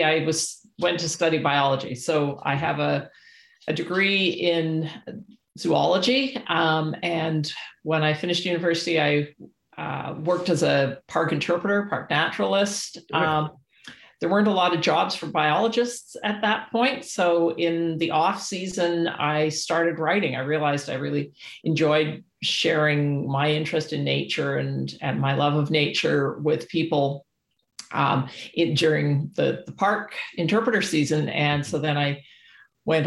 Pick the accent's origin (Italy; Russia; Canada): Canada; As a Canadian and as someone with a biology degree